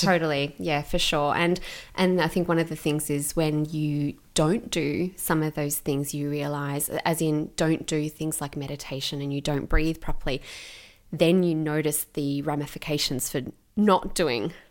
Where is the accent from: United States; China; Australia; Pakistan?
Australia; Gippsland, Victoria; also born or lived in Melbourne; I grew up in Gippsland in, um, in Victoria